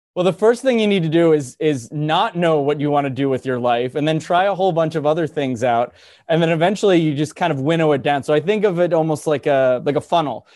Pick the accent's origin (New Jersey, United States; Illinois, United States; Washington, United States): New Jersey, United States; I'm, I'm from New Jersey. I live in New, in, technically in New Jersey.